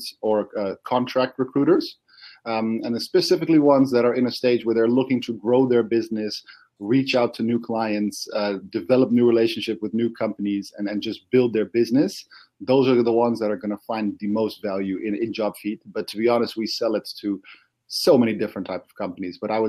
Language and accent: English; Netherlands; I'm from the Netherlands. I live in Amsterdam.